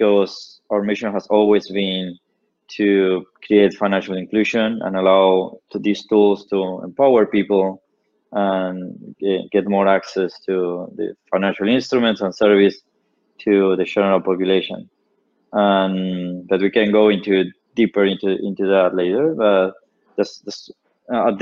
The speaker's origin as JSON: {"language": "English", "region": "Patagonia", "country": "Argentina", "tie": "born or raised there", "said": "I built an ISP in my hometown. I'm from the Patagonia."}